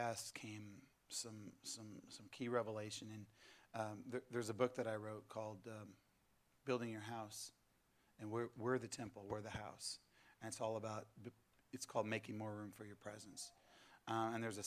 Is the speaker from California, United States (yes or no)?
yes; California, United States; moved away as an adult; now in southeast Missouri, United States; I'm originally from California